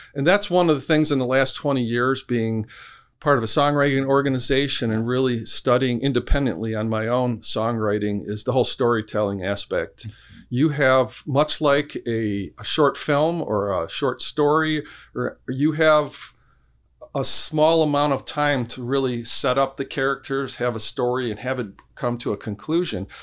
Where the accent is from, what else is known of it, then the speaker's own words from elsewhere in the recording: Allen Park, Michigan, United States; I'm from actually from Allen Park, Michigan. So I grew up uh, mm. downriver.